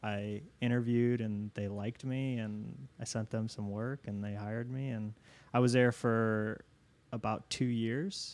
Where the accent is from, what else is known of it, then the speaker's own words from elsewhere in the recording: Niles, Michigan, United States; now in Chicago, United States; I grew up in, in Southwest Michigan